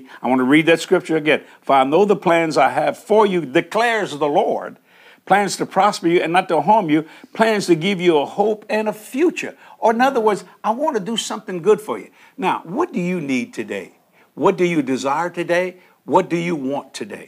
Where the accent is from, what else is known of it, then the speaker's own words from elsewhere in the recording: New Orleans, Louisiana, United States; also born or lived in Houma, Louisiana; I'm born and raised in New Orleans. I was born in Algiers, which is the West Bank of New Orleans.